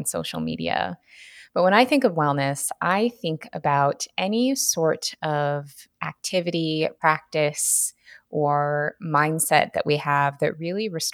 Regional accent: Washington, United States; now in Southern California, United States; I am based in Southern California now, but I'm actually from Washington State originally.

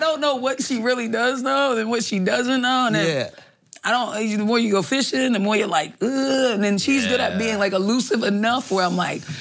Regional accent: United States; we're American, we're not Indian

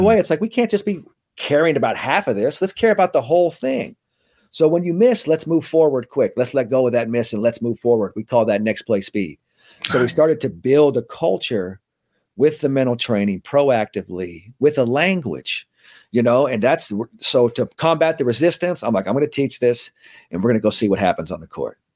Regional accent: San Francisco, California, United States; I grew up in, uh, San Francisco, so that's where I'm kinda, that's where I'm raised, went to, you know, grammar school, middle school, high school in San Francisco

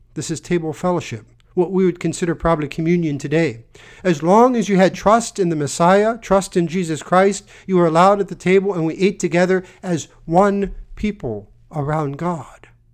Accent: United States

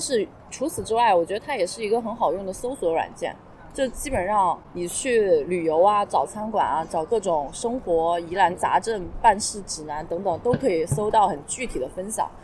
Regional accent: Hunan, China; now in Shanghai, China; 我身为一个湖南人

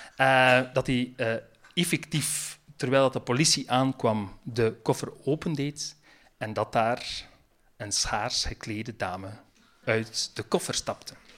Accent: Roeselare, Flanders, Belgium; accent: West Flemish; moved away; wij komen van het hart van West-Vlaanderen. Ik kom uit de rood

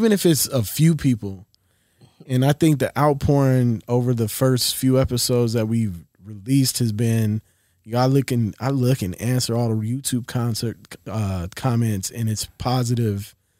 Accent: West Virginia, United States; born there; now in Los Angeles, United States; Moved around a lot. Yep. I was born in West Virginia. My father was in the Air Force.

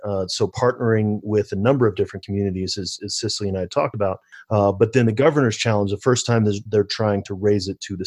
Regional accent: St. Louis, Missouri, United States; now in El Paso County, Colorado, United States; I grew up in St. Louis

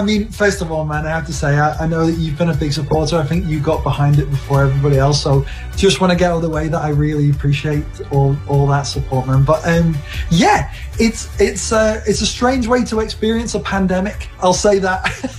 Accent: Liverpool, North West England, United Kingdom; moved away as an adult; now in Canada; I'm from Liverpool in England. Yes, so I'm in Liverpool now.

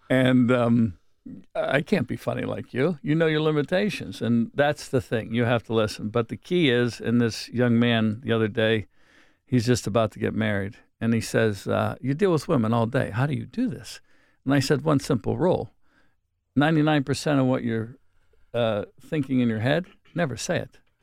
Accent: Wilkinsburg, Pennsylvania, United States; I come from a blue collar town

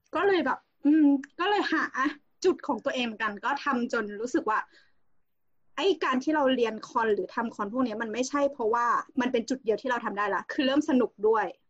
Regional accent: Central Thailand, Thailand; also born or lived in Khon Kaen; เราเป็นคนภาคกลางใช่ไหมเราเราก็ไปเรียนขอนแก่นแล้วเราก็กลับมา

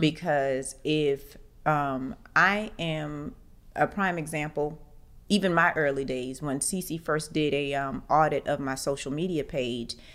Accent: Orlando, Florida, United States; moved away as an adult; now in Atlanta, United States; Orlando, and of course, that's my hometown

